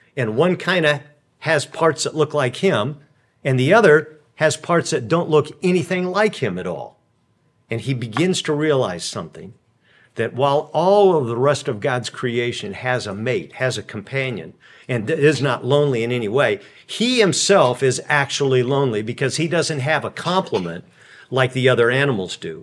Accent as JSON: {"language": "English", "region": "California", "country": "United States", "said": "I come from California"}